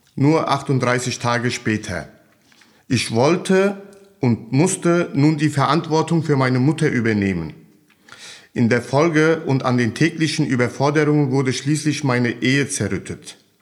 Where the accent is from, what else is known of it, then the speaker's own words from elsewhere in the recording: Hanau, Hesse, Germany; ich bin 1974 in Hanau geboren